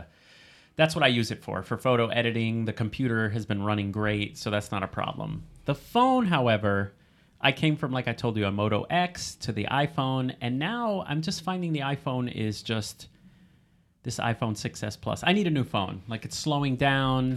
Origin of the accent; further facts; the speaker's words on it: New Jersey, United States; We are from New Jersey